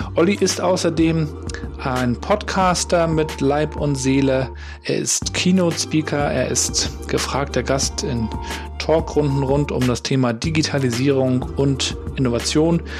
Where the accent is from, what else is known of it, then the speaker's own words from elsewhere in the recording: Rostock, Mecklenburg-Vorpommern, Germany; also born or lived in Hamburg; wie ich gebürtiger Rostocker